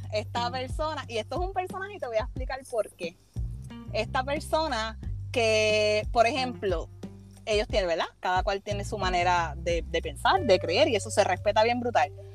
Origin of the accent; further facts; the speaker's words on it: Yauco, Puerto Rico; Yo soy de Yauco